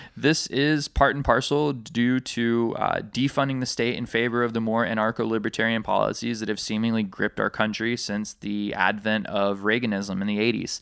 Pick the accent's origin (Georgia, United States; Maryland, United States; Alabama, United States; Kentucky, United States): Alabama, United States; now in Hawaii, United States; my home state of Alabama